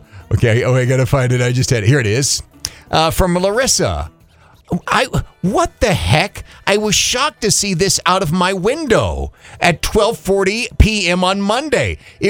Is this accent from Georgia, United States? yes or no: no; Kentucky, United States; When I grew up in Kentucky, there was probably 50 or more gas stations in a town of 15,000 people.